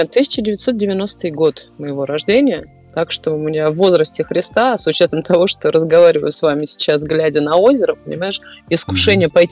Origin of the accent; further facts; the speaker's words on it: Saint Petersburg, Russia; родилась, э, выросла. Коренная ну, не... прям. Я коренная и прям э, с, до мозга костей.